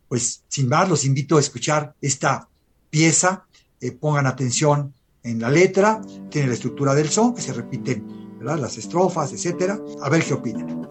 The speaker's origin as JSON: {"language": "Spanish", "country": "Mexico", "said": "nosotros somos los mexicanos"}